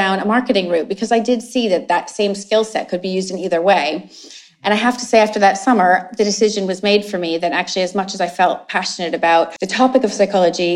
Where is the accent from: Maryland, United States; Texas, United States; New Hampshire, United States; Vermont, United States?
Vermont, United States; I was born in Vermont, which, for those of you who aren't familiar with it, is a very, very tiny state in the northeast of the US, bordering on Canada